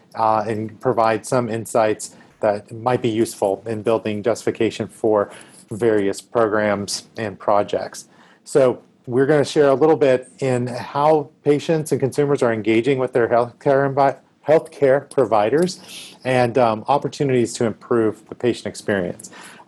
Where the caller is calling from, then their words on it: Nashville, Tennessee, United States; I am dialing in from Nashville today.